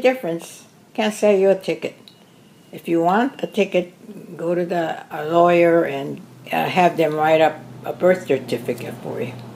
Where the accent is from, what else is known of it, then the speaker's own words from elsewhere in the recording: United States; I'm an American born Japanese American